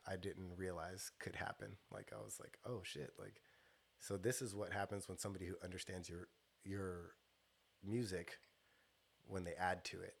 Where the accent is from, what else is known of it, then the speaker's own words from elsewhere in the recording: Stockton, California, United States; I grew up on South Side Stockton